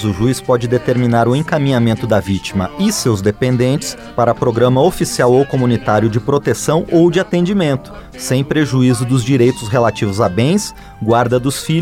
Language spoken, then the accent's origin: Portuguese; Argentina; Portuguese is a second language; now in Brazil; sou argentina e estou recorrendo à América com arte